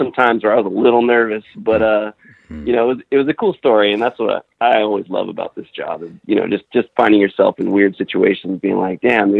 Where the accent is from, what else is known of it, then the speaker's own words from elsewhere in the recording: Miami, Florida, United States; moved away as an adult; also born or lived in Rochester, New York; now in Los Angeles, United States; I grew up in Miami, Florida